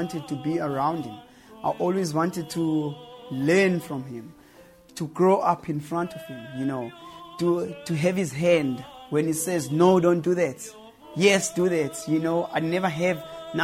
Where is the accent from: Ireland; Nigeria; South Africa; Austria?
South Africa; Cape Town, Western Cape; this town because it's my hometown